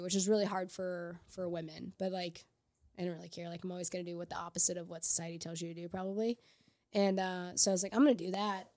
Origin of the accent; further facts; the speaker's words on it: Edwardsville, Illinois, United States; now in St. Louis, United States; I'm from Edwards, Illinois, just across the river from Saint Louis, so not far